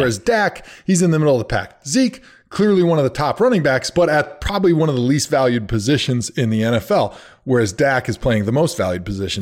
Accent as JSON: {"language": "English", "region": "Wisconsin", "country": "United States", "tie": "born or raised there", "said": "I grew up in Wisconsin"}